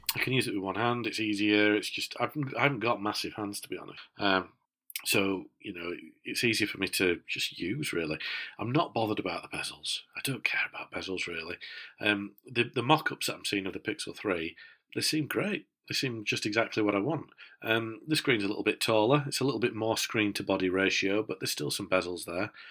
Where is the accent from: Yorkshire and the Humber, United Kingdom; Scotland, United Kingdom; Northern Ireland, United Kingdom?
Yorkshire and the Humber, United Kingdom; as a Yorkshireman